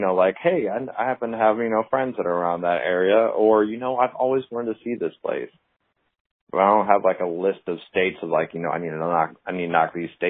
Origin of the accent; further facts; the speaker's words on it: Naples, Campania, Italy; also born or lived in United States; Because I grew up overseas, actually, with my dad being in the military. I grew up in Naples, Italy.